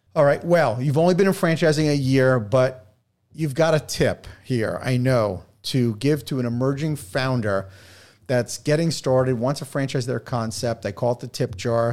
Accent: New York City, New York, United States; I'm from New York

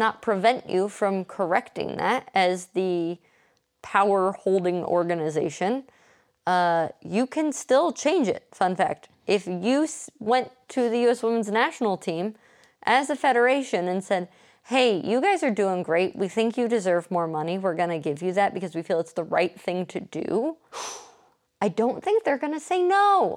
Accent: Indiana, United States; When I was a kid playing soccer growing up in Indiana

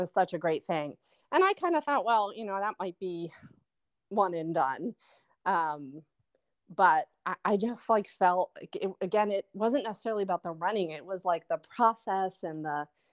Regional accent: Philadelphia, Pennsylvania, United States; moved away; also born or lived in New Jersey; I'm from Philadelphia

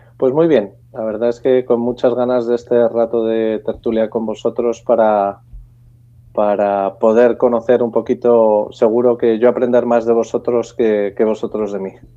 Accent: Madrid, Community of Madrid, Spain; yo soy un madrileño de 48 años

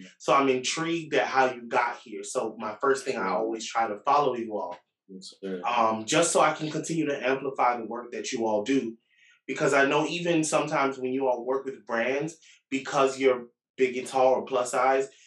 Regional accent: Jamaica; I'm Jamaican

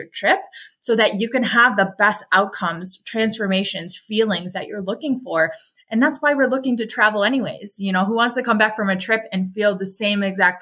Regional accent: Milwaukee, Wisconsin, United States; I grew up in Milwaukee, Wisconsin

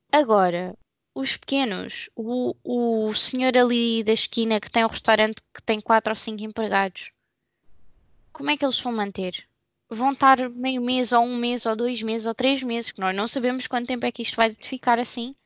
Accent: Portugal; Eu sou portuguesa

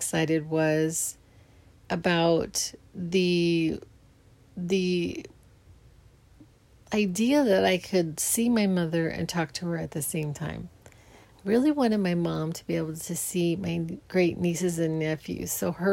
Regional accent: Phoenix, Arizona, United States; I grew up in Phoenix

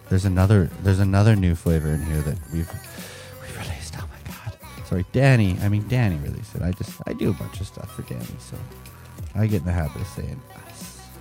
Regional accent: Calgary, Alberta, Canada; Okay, so I'm from Calgary.

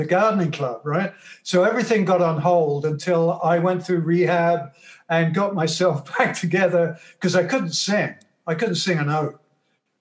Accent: England, United Kingdom; now in Toronto, Canada; my childhood in England, when I was growing up in England.

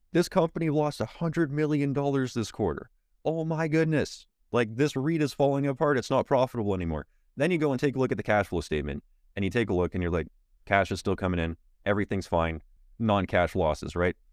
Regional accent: Canada; as a Canadian

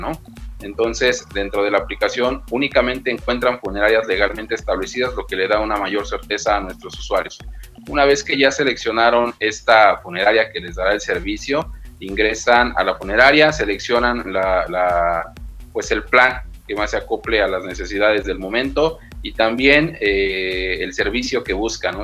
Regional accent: Mexico City, Mexico; yo soy de aquí de Ciudad de México

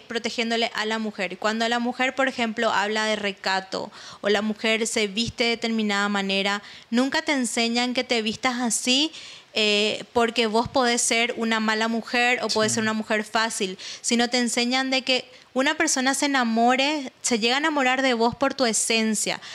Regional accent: Paraguay; moved away as an adult; now in Israel; soy latina, soy paraguaya y vivo en eso

